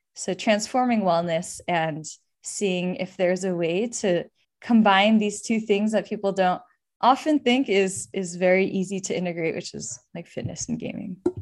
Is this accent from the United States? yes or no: yes; Bay Area, California, United States; I grew up in the Bay Area